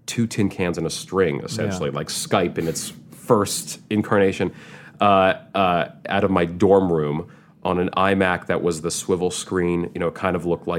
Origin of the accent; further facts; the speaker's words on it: Manhattan, New York, United States; I grew up in Manhattan, blocks away from where we're recording right now.